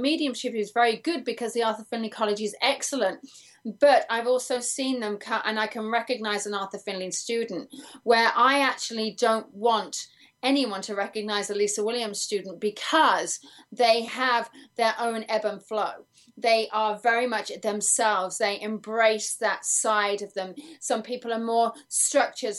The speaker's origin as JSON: {"language": "English", "region": "England", "country": "United Kingdom", "moved": "yes", "lives_now": "United States", "said": "I'm English"}